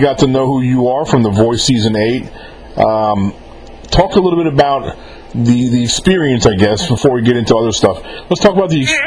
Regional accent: Mississippi, United States; I live in Mississippi

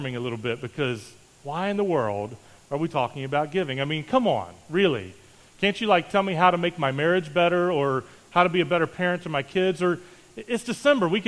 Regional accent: Charleston, West Virginia, United States; moved away; I grew up in West Virginia, just outside of Charleston, and from here to the place that I grew up is about 850 miles

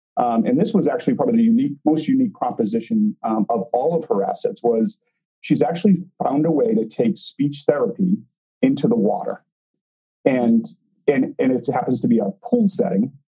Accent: Boston, Massachusetts, United States; now in Chicago, United States; We're originally from Boston

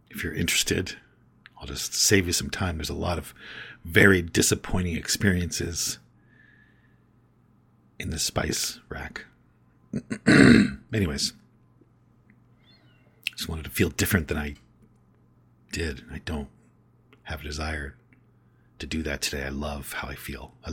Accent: Canada; All of a sudden, I'm from Canada.

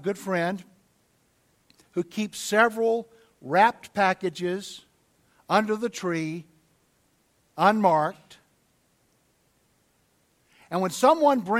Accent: the South, United States; I'm from the South

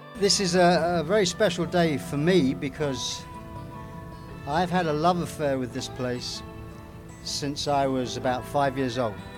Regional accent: London, United Kingdom; I come from London

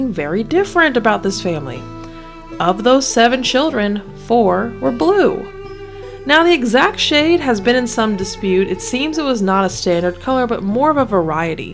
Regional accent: Kentucky, United States; I was born and raised in Kentucky

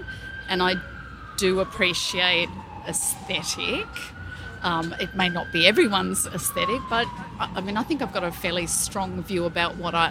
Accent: Melbourne, Victoria, Australia; I'm from Melbourne, Australia.

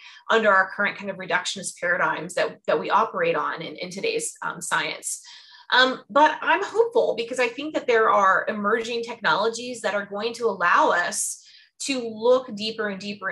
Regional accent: Fort Myers area, Southwest Florida near Sarasota, United States; now in Georgia, United States; I'm from Southwest Florida near Sarasota, Fort Myers area.

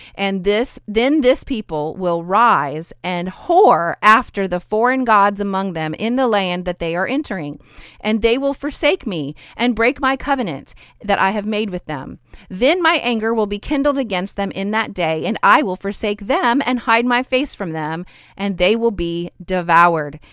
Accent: Idaho, United States; my hometown in Idaho

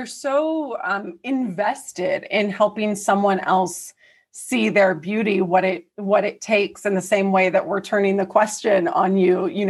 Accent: the South, United States; I was raised in the South.

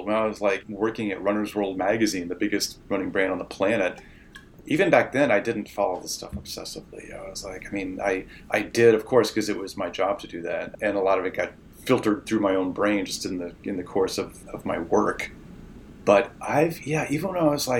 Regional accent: Central Ohio, United States; also born or lived in Eastern Pennsylvania / Manhattan, New York / Vermont; now in Portland, United States; I grew up in Central Ohio, moved to Eastern Pennsylvania.

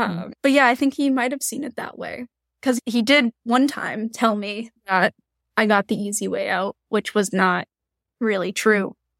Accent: Eastern Massachusetts, United States; the area that we're from, Eastern Massachusetts

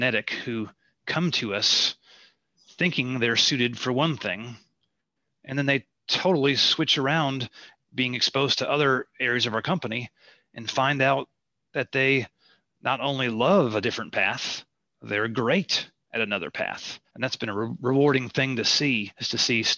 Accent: Midwest, United States; As a Midwesterner

